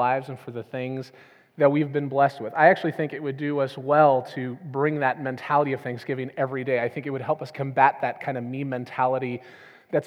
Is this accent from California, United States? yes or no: yes; Southern California, United States; moved away as an adult; also born or lived in New Orleans; since I was a child, growing up in Southern California